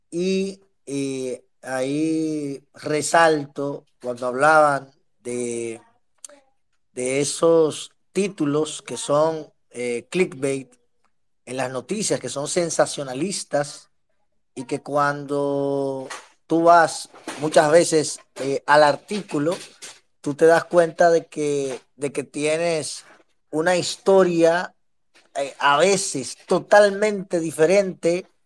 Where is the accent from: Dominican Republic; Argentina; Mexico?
Dominican Republic